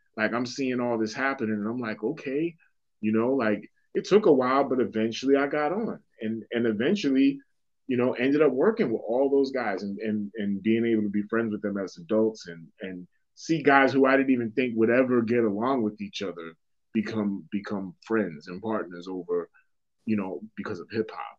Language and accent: English; Boston, Massachusetts, United States; moved away; growing up in Dorchester